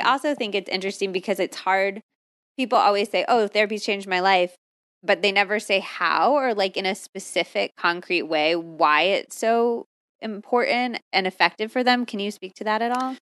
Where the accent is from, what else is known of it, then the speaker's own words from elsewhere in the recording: United States; also born or lived in California / Arizona; I grew up in California and Arizona, so I grew up obsessed with quesadillas and tacos and enchiladas and all